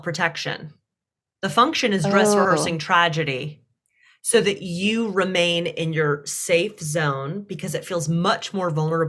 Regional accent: the South, United States; I was raised in the South.

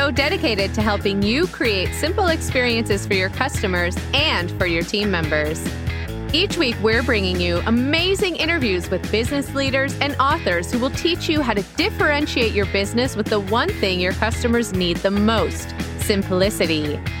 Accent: Chicago, Illinois, United States

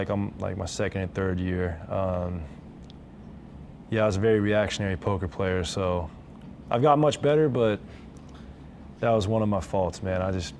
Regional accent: Oregon, United States; moved away; also born or lived in Los Angeles / Pullman, Washington; I grew up in Oregon

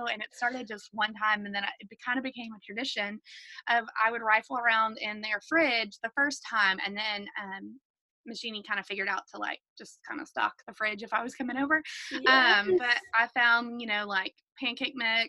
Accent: the South, United States; for you and I growing up in the South

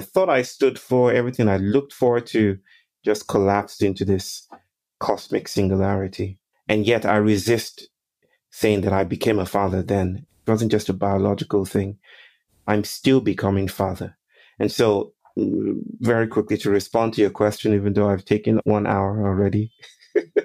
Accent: Nigeria; now in India; I'm Nigerian

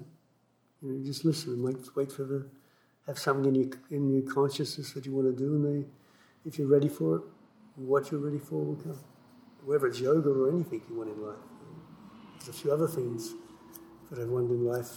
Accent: Australia; moved away as an adult; I grew up in Australia.

